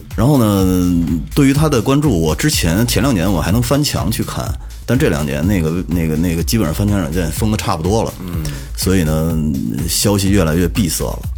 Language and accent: Chinese; Mentougou, Beijing, China; 我以前小时候在门头沟住的时候